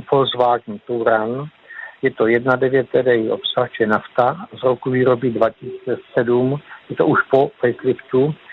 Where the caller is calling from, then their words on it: Pelhřimov, Vysočina Region, Czechia; jsem z Pelgrimova a telefonní číslo by bylo 777 108 266